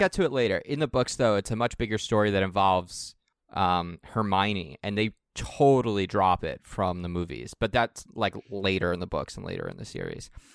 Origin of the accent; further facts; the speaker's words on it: Long Island, New York, United States; I grew up on Long Island, where the suburbs are, like, eight million people.